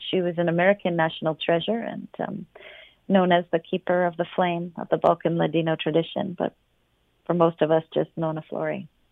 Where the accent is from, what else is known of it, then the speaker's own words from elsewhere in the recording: London, Ontario, Canada; moved away; I was born in London. My family is still in London.